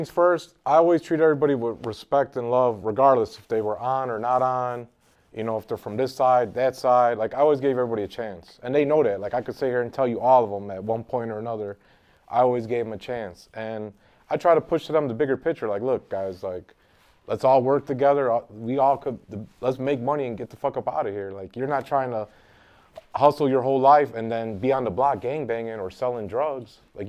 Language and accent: English; Chicago, Illinois, United States; moved away as an adult; also born or lived in Minnesota; I grew up on the South Side. I lived by Marquette Park most of my life and by Fort City Mall growing up.